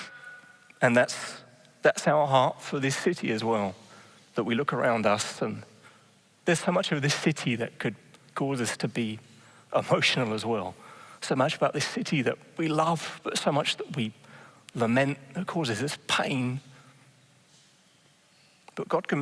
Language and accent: English; England, United Kingdom; moved away as an adult; now in Netherlands; I'm just England